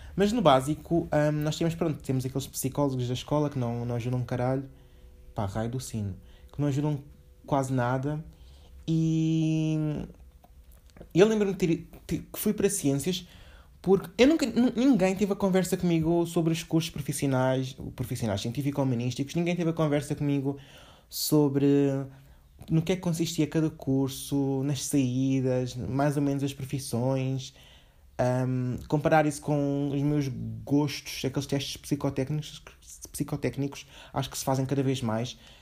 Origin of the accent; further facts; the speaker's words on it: Portugal; also born or lived in Angola; eu basicamente nasci lá, vim para cá com um ano